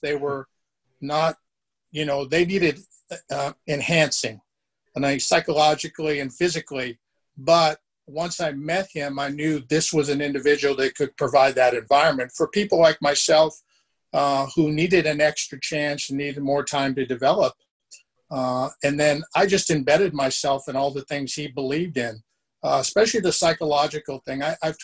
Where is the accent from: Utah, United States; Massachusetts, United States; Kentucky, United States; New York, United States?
Massachusetts, United States; Boston; moved away; also born or lived in California; I was born in Boston, Massachusetts, migrated to California for family reasons, went to Cal Poly Pomona